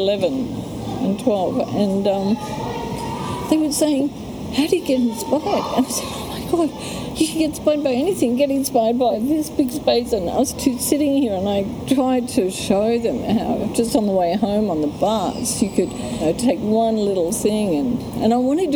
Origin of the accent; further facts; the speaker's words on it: Australia; moved away; also born or lived in Europe / Sydney / Canberra; I came from Europe. I was Australian, but I was always an outsider